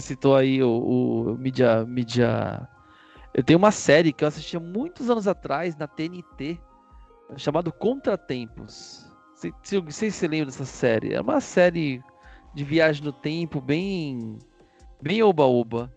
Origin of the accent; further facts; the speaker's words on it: Brazil; A gente fala muito do nosso ponto de vista como brasileiros